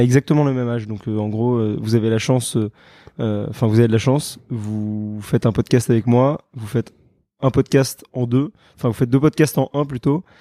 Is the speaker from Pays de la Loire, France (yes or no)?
no; Paris, Île-de-France, France; also born or lived in London, United Kingdom; je suis parisien, j'ai fait mes études en Angleterre, à Londres.